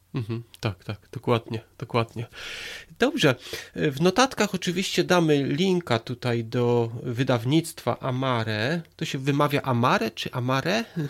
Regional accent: Poland; moved away as an adult; now in England, United Kingdom; ja jestem tutaj 17 lat w Anglii, przyjechałem z Polski

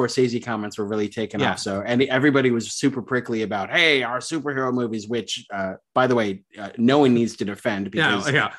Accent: New York, United States; growing up in New York

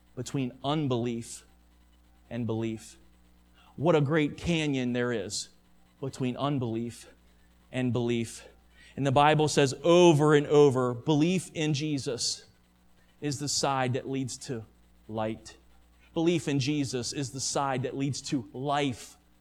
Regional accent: United States; American Christians

